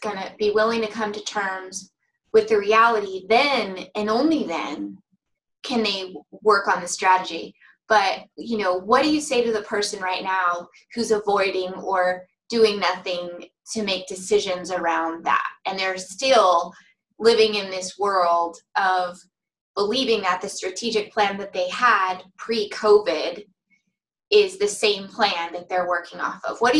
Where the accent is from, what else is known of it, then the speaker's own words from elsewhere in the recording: Ireland; I'm Irish, so we have a special way of making coffee.